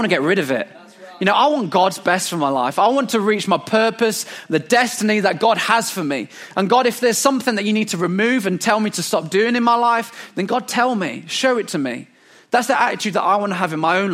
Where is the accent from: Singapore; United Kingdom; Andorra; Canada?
United Kingdom; England; as English people